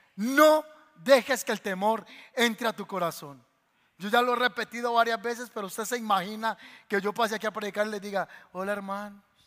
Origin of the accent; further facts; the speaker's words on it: Paisa region, Colombia; nosotros somos paisas colombianos